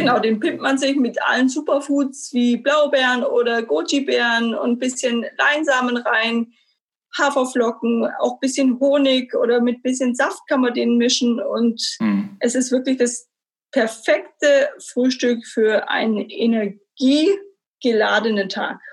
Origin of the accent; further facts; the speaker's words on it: Stuttgart, Baden-Württemberg, Germany; Ich bin gebürtige Stuttgarterin, habe ganz äh, solide meine Schule zu Ende gebracht